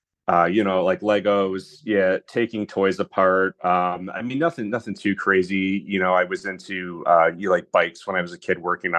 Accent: Bellaire, Michigan, United States; I grew up in Bel Air, which is like about an hour away from Traverse City. So Traverse City is like the closest big city.

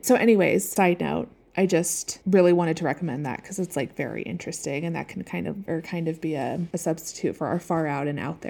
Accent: Seattle, Washington, United States; now in Colorado, United States; growing up in Seattle, it was like it would finally stop raining around this time, and then it was like finally sunny and the sky was blue and everything was green. And so that's what I love as well. It's a little different living in the mountains of Colorado.

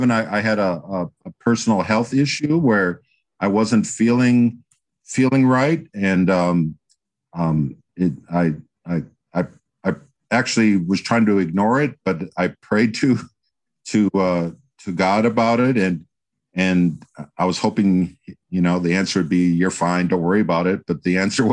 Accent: Green Bay, Wisconsin, United States; moved away as an adult; also born or lived in Atlanta, Georgia; now in Carmel, United States; I was born and raised in Wisconsin. Actually, I was born in Green Bay and I grew up in Wisconsin.

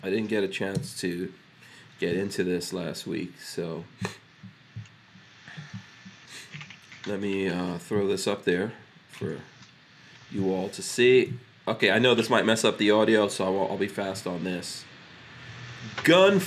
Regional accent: New York City, New York, United States; now in Florida, United States; I grew up in New York City.

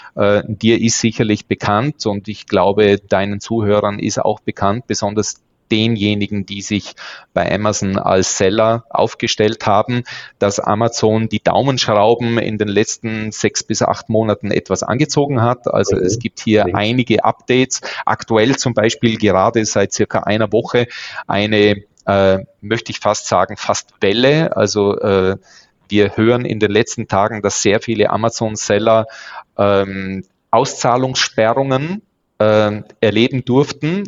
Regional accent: Bregenzerwald, Lake Constance area, Vorarlberg, Austria; Ich bin Österreicher, komme ursprünglich aus dem Bodenseegebiet, geborener Bregenzer Wälder

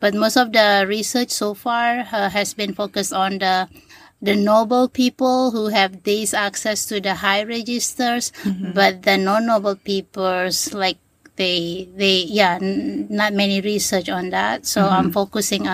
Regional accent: Lombok, West Nusa Tenggara, Indonesia; first language Sasak; English is a second language; moved away as an adult; now in Hawaii, United States; I always went back every semester break to my hometown

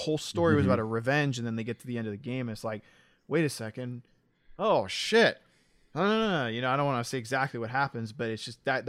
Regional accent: the South, United States; I'm super interested to see how he pulls off a Southern accent personally because I'm from the South.

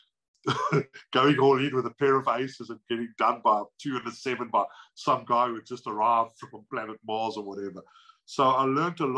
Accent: South Africa; moved away as an adult; now in United Kingdom; I'm from South Africa

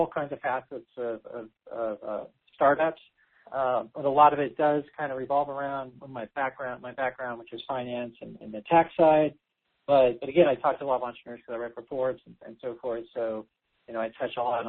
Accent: California, United States; I'm from California, which means a lot of taxes here

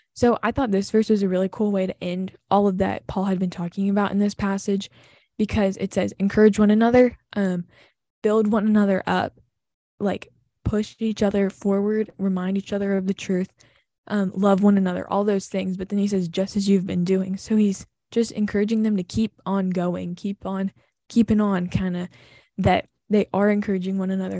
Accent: Southern, United States; accent: Southern; When I'm with my family, I turn my Southern accent on.

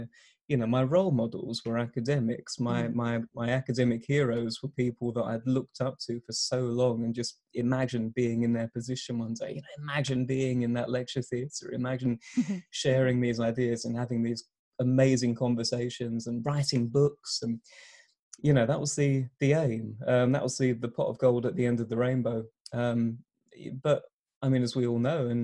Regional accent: Essex, East of England, United Kingdom; moved away as an adult; now in Exeter, United Kingdom; I'm here in Exeter again after a short return home to Essex

